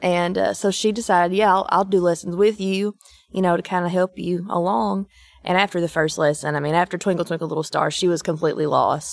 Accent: Eastern Kentucky, United States; moved away as an adult; now in Nashville, United States; I'm from Eastern Kentucky

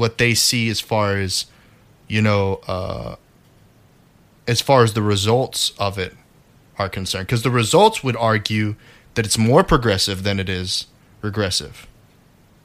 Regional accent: United States; I was born in America

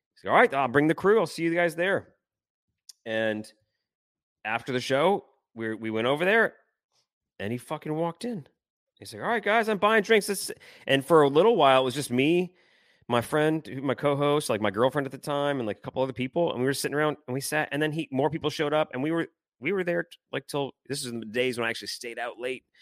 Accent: Detroit, Michigan, United States; now in New Orleans, United States; hockey memories for me growing up in Detroit

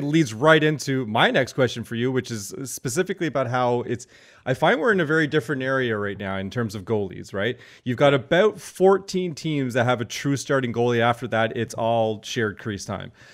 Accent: Cornwall, Ontario, Canada; I'm from Cornwall

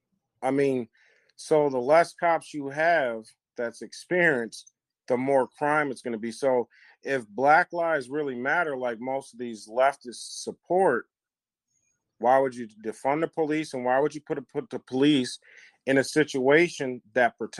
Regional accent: Wisconsin, United States; the city and the state that I'm from here in Wisconsin

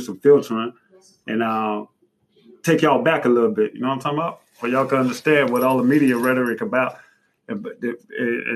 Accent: Miami, Florida, United States; I'm from Miami. It's multicultural.

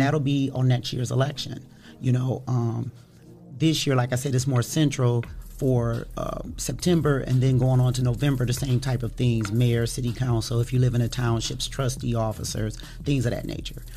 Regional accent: Toledo, Ohio, United States; I am from Toledo, Ohio, born and raised

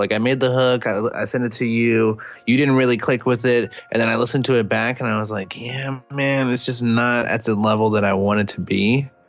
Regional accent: Austin, Texas, United States; I'm from Austin, Texas.

